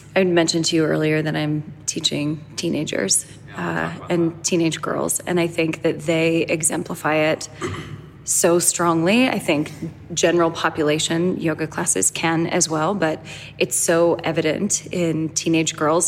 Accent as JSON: {"language": "English", "town": "Boston", "region": "Massachusetts", "country": "United States", "tie": "born or raised there", "said": "I grew up in Boston"}